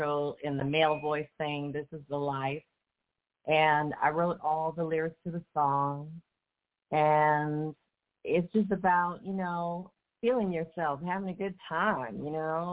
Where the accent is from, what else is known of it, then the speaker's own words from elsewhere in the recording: San Francisco, California, United States; I grew up in Bernal Heights